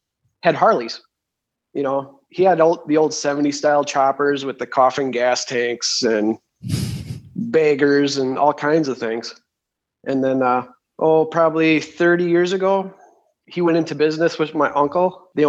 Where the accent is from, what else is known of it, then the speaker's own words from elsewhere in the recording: Freedom, Wisconsin, United States; Michelle and Missy gave me that nickname. I'm a machinist from Freedom, Wisconsin, which is a small town between Green Bay and Appleton.